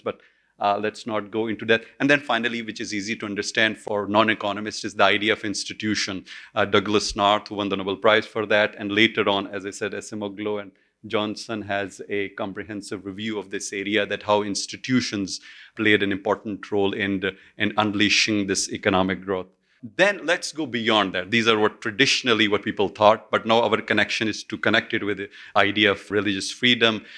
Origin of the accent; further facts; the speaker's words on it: Pakistan; my home country, Pakistan